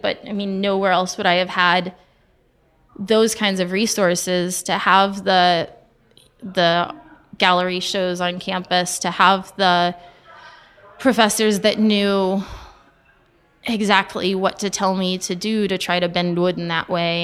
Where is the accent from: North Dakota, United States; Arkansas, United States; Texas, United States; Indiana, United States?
Texas, United States; Dallas; moved away; also born or lived in Italy; I grew up in Dallas